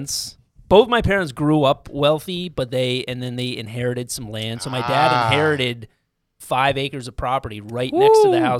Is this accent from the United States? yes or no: yes; Ridgefield, Connecticut, United States; I grew up in Ridgefield, Connecticut, which is about 50 miles north of here.